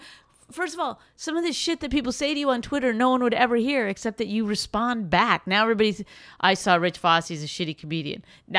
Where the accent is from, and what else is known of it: Canada